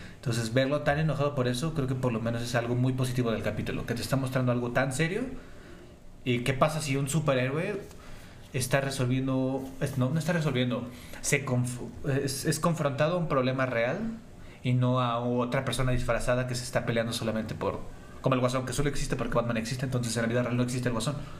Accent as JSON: {"language": "Spanish", "region": "Mexico City", "country": "Mexico", "said": "somos de la Ciudad de México"}